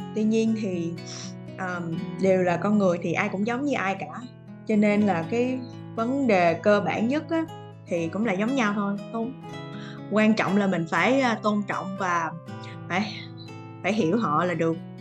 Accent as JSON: {"language": "Vietnamese", "country": "Vietnam", "moved": "as an adult", "lives_now": "Australia", "said": "mình là người Việt Nam, mình vẫn luôn giữ cái văn hóa văn hóa của mình"}